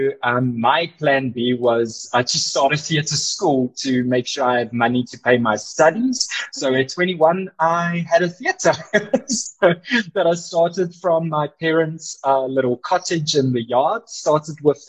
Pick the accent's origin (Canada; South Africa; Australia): South Africa; Boksburg, Gauteng; also born or lived in Cape Town / Johannesburg / Georgia, United States; I grew up and still am in Boksburg